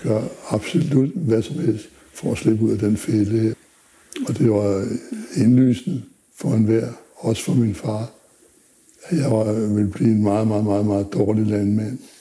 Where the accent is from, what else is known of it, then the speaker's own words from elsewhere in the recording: Zealand, Denmark; also born or lived in Funen; Jeg er født på Fyn, var opvokset på Sjælland, på landet.